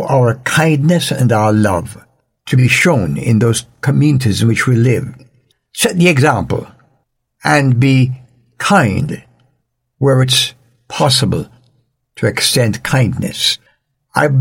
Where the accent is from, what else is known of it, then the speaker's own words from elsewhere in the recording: Jamaica; In Jamaica, where I was born and raised